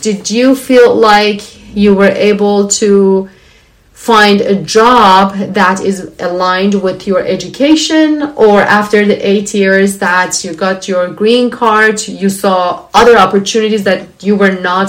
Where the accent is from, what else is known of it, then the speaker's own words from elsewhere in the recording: Iran; moved away as an adult; when I left my home country